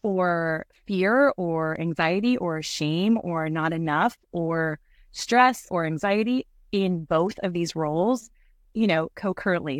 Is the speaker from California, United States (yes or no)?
yes; Santa Cruz, California, United States; moved away; I'm from Santa Cruz, California, and I had a very big, beautiful life there